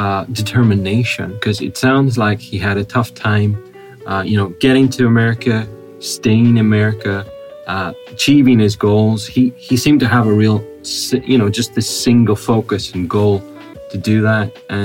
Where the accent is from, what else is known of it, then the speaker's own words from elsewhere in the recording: Northern Ireland, United Kingdom; moved away; also born or lived in Belfast; I'm from Northern Ireland.